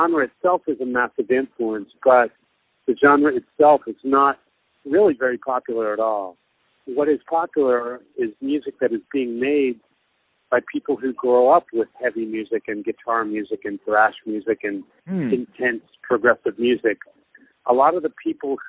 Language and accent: English; United States; now in Japan; where I grew up in America